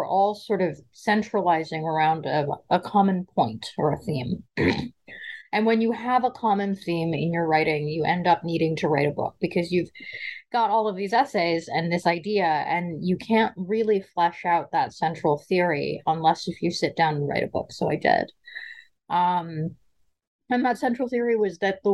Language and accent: English; Seattle, Washington, United States; also born or lived in Brooklyn, New York; I grew up in a combination of Seattle, Washington, and Brooklyn, New York. I was raised in the gay community of Seattle, primarily